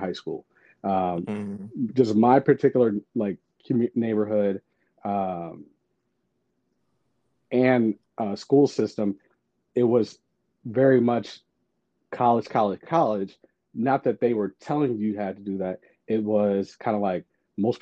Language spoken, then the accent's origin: English; St. Louis, Missouri, United States; I'm from St. Louis, Missouri